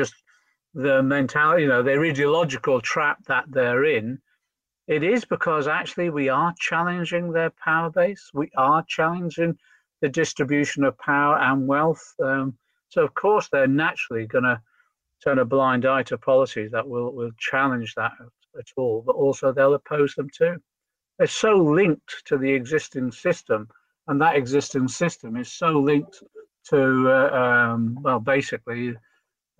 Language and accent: English; Liverpool, North West England, United Kingdom; I'm a Scouser